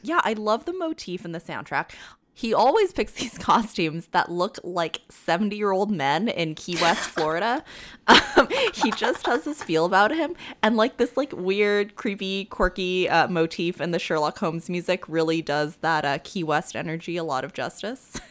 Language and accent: English; Canada; as a Canadian